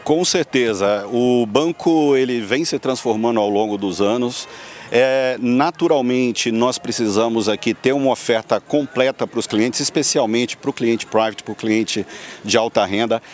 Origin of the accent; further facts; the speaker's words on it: Muriaé, Minas Gerais, Brazil; now in São Paulo, Brazil; Eu tenho origem do interior, no interior de Minas Gerais, né, uhum. de uma é. cidade pequena chamada Muriaé